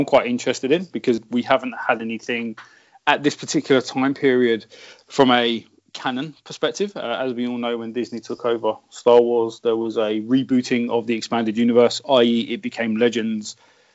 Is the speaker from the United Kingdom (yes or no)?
yes; United Kingdom; I'm a Southerner